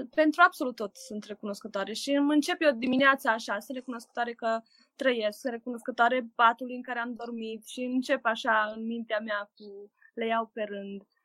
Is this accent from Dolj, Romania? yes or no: no; Oradea, Bihor County, Romania; sunt din Oradea